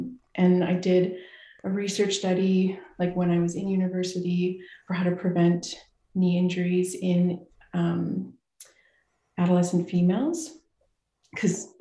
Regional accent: Saskatoon, Saskatchewan, Canada; I grew up in Saskatoon, Saskatchewan

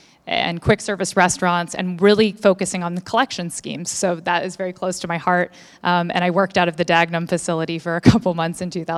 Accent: Melbourne, Victoria, Australia; I'm from Melbourne, yeah.

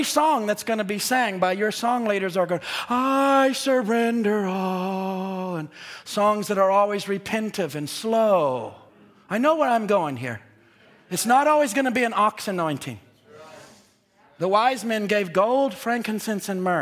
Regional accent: Seattle, Washington, United States; I'm from Seattle

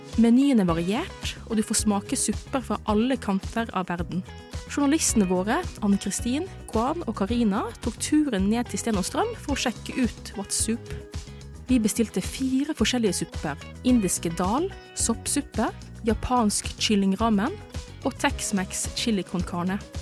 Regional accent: Philippines; Filippinene, der jeg kommer ifra

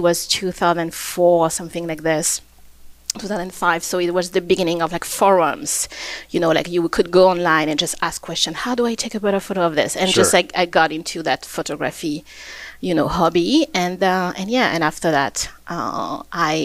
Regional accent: Réunion; moved away as an adult; also born or lived in Versailles, France / Montreal, Canada; now in Edmonton, Canada; I was born and I grew up in Réunion Island.

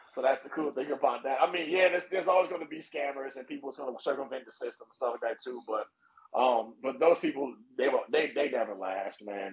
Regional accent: East Orange, New Jersey, United States; moved away as an adult; also born or lived in Newark, New Jersey / Trenton, New Jersey / North Carolina; now in California, United States; I was born in Newark and I was raised in East Orange and went to high school in Trenton.

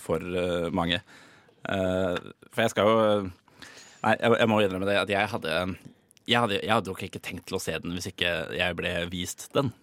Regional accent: Oslo, Norway; som nordmann og osloboer

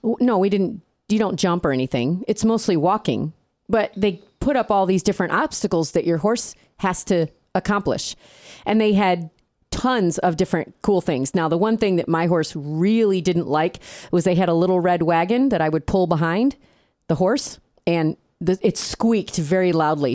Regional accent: upstate New York, United States; accent: upstate New York; moved away; I still sound like I'm from upstate New York

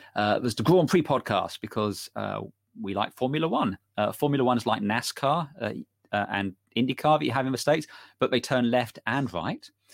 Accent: United Kingdom; we're British

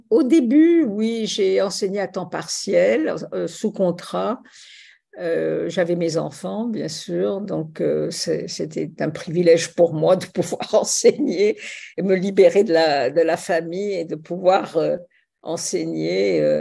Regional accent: Tunisia; born there; Oui, je suis né en Tunisie pendant le protectorat français.

